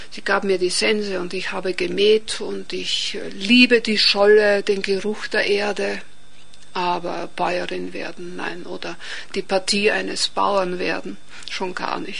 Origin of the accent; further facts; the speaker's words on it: Oberpullendorf, Burgenland, Austria; Nein, so wie in Kärnten geht es bei uns im Burgenland nicht so. Und diese, dieses multikulturelle Umfeld, wenn ich das so sagen kann, hat mich ja auch geprägt.